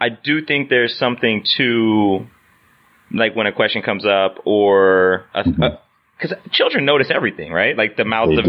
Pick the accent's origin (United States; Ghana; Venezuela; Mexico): United States; Indiana; moved away; I grew up in Indiana